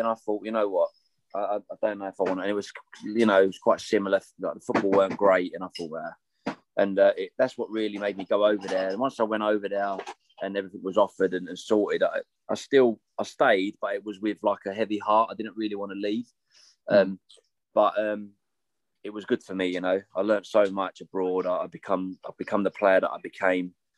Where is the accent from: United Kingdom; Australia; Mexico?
United Kingdom; England; I was born in England